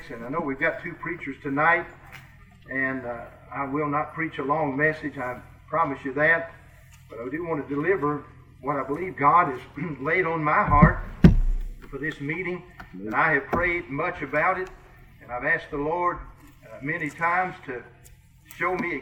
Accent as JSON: {"language": "English", "region": "Kentucky", "country": "United States", "accent": "Kentucky", "moved": "as an adult", "lives_now": "Iowa, United States", "said": "I'm a Kentuckian. You can tell I've got a Kentucky accent. But 23 years ago, we moved to Iowa"}